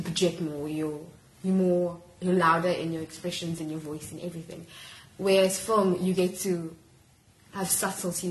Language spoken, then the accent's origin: English; Durban, KwaZulu-Natal, South Africa; moved away as an adult; also born or lived in Grahamstown, South Africa; now in Cape Town, South Africa; I'm originally from Durban